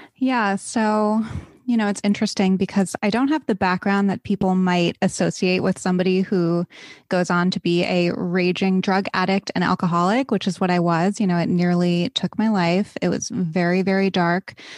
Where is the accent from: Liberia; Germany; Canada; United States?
United States; East Coast; I grew up on the East Coast